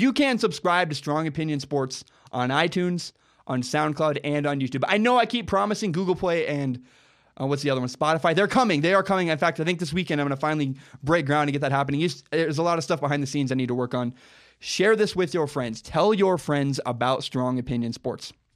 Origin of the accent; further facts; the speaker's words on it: Portland, Oregon, United States; I'm from Portland, Oregon